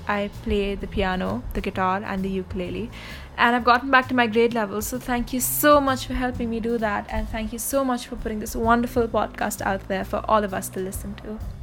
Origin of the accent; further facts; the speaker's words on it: India; English is a second language; I'm … from India